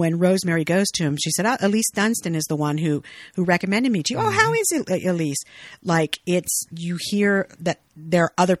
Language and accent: English; Fresno, California, United States; I'm from Fresno. Mexican family